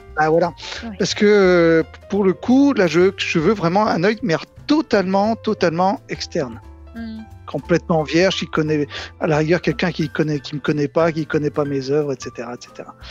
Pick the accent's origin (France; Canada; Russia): France; Nantes, Pays de la Loire; Je suis nantais